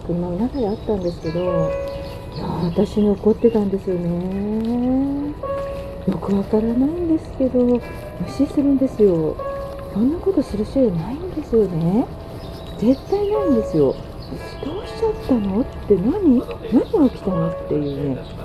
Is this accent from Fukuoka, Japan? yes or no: no; Hachioji, Tokyo, Japan; 出身は八王子なんですけどね。